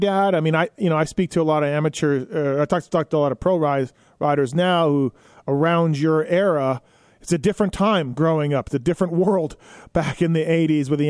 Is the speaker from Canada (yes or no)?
yes; Canada; as a kid, myself growing up in Canada